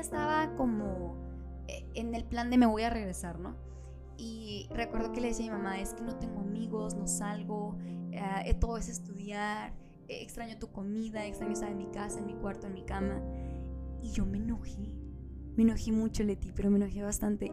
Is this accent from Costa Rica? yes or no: no; Monterrey, Nuevo León, Mexico; moved away; la ciudad de Monterrey, de donde yo soy